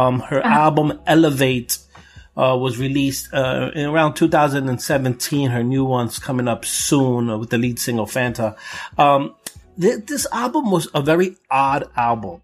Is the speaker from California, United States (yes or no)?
no; New York City, New York, United States; I'm from Brooklyn